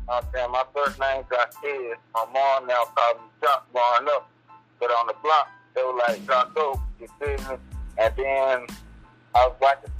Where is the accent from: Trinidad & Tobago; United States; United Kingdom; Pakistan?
United States; South Carolina; also born or lived in Batesburg-Leesville, South Carolina; from a small town, Batesburg, South Carolina. No, it's Batesburg, Leesville, but I grew up in Rich Plains, so I'm kind of from Soup Town.